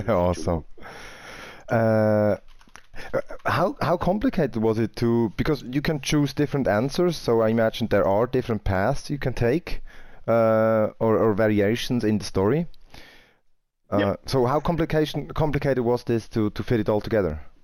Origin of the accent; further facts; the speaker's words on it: Winterthur, Zurich, Switzerland; So I'm coming from Winterthur, that's like north of Zurich.